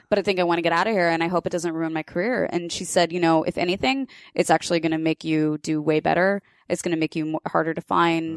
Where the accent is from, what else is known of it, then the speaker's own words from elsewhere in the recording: Kansas, United States; I grew up in Kansas